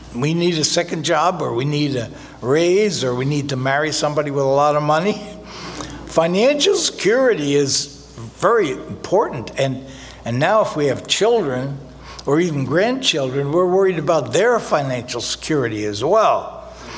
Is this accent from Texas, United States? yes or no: no; New Jersey, United States; I was born in North Jersey